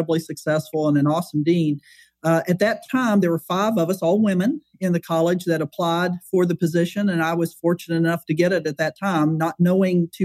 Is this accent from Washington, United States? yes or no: no; West Virginia, United States; moved away as an adult; now in Texas, United States; I'm originally from West Virginia.